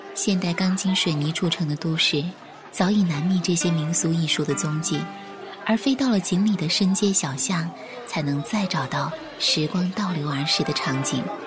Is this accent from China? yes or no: yes; Chengdu, Sichuan, China; 这里是成都，一座来了就不想离开的城市。这里是我的家乡